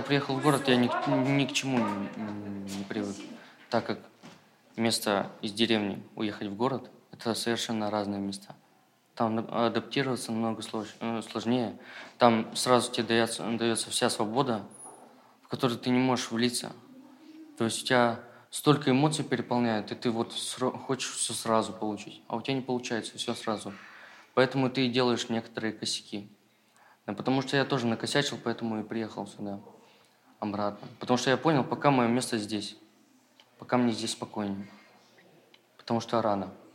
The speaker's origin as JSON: {"language": "Russian", "town": "Solovetsky", "region": "Arkhangelsk Oblast", "country": "Russia", "tie": "born or raised there", "said": "я здесь живу с самого рождения"}